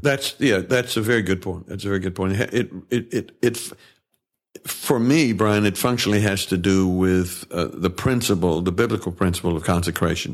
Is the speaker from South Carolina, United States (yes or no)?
no; Tennessee, United States; moved away as an adult; also born or lived in New York / California; I grew up in Tennessee and grew up in the church.